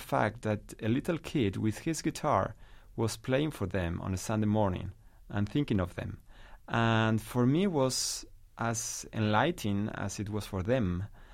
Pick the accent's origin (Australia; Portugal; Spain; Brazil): Spain; La Rioja; English is a second language; moved away as an adult; now in New York City, United States; I'm from Rioja, a part in the middle north of Spain, and I grew up listening to this music